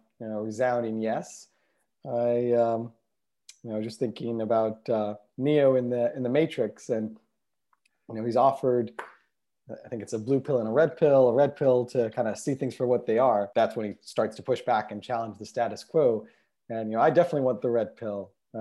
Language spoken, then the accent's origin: English; Israel; also born or lived in United States; I guess I grew up bicultural, growing up between being born in the States and then growing up in Israel and going back and forth during my childhood between the two countries.